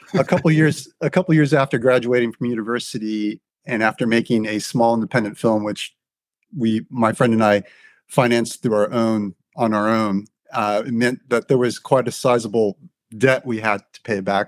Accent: Southern California, United States; moved away as an adult; also born or lived in United Kingdom; I grew up in Southern California

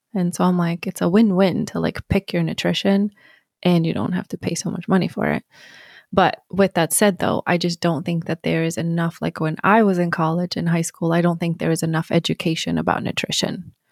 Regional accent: Sweden; moved away; born and raised in Sweden

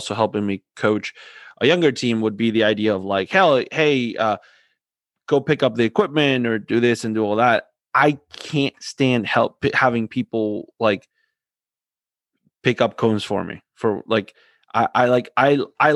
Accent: Argentina; moved away; I'm from Argentina

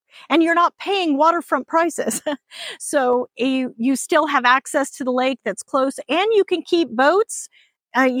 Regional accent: Hawaii, United States; now in Texas, United States; I grew up in Hawaii.

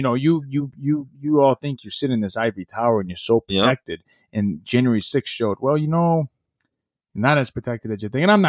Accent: United States; I'm a Democrat, I'm a Republican. No, fuck that. I'm an American.

